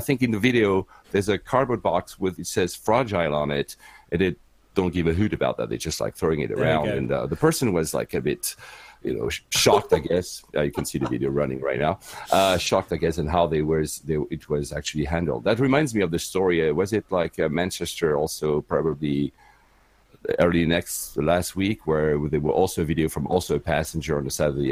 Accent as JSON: {"language": "English", "region": "Geneva", "country": "Switzerland", "tie": "born or raised there", "also_born_or_lived": "Tokyo, Japan / Manila, Philippines / Cyprus", "first_language": "French", "second_language": "English", "moved": "as an adult", "lives_now": "United Kingdom", "said": "I was born and raised in Geneva, and my mother was from Finland."}